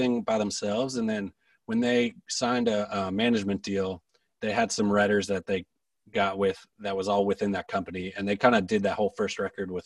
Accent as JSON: {"language": "English", "town": "Philadelphia", "region": "Pennsylvania", "country": "United States", "moved": "yes", "lives_now": "Nashville, United States", "said": "I'm from Philly"}